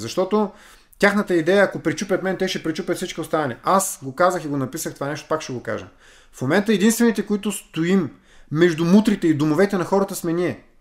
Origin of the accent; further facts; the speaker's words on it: Vladislavovo, Varna Province, Bulgaria; Израснали сме в един блок в uh, Владиславо